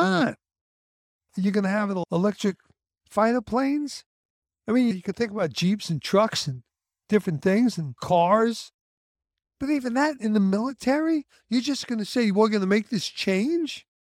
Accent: United States; I'm an American

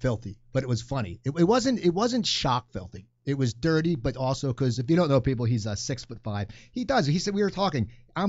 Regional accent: Cherry Hill, New Jersey, United States; I remember we worked at the Cherry Hill Comedy Cabaret together, and that's my hometown

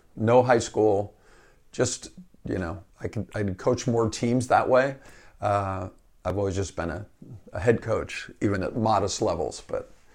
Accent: Fairfax, California, United States; I grew up in Fairfax

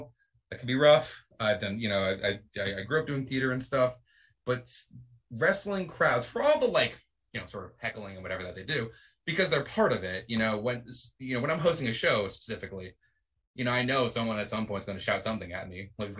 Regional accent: New England, United States; I am from New England

